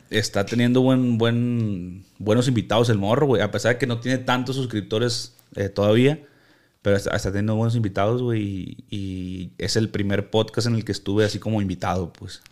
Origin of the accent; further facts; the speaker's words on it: Culiacán, Sinaloa, Mexico; soy de Culiacán